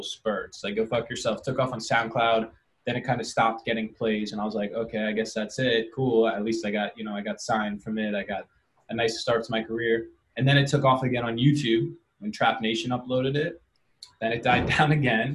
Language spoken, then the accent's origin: English; New York City, New York, United States; also born or lived in Los Angeles; I'm just a New Yorker who was making beats for a while for kids around my neighborhood